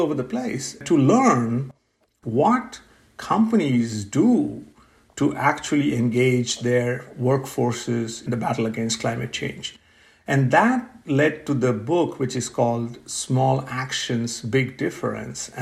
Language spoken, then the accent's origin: English; India; moved away as an adult; also born or lived in Pennsylvania, United States; now in Pittsburgh, United States; I grew up in India